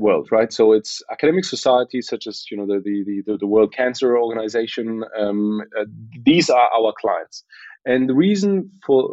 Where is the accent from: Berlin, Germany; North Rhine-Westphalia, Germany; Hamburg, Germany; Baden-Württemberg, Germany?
Berlin, Germany; I was born and raised in Berlin by a Polish mother and a Moroccan father